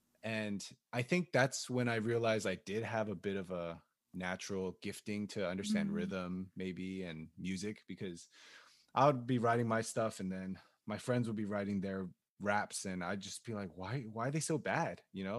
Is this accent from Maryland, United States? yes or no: yes; Maryland, United States; He lived like 45 minutes away from me because we're both from Maryland.